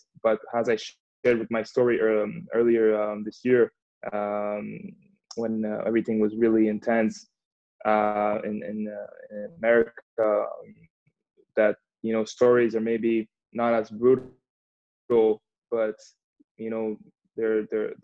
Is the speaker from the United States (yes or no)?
no; Canada; also born or lived in Montreal; growing up in Canada, I mean, I always skated, played a bit of hockey with my friends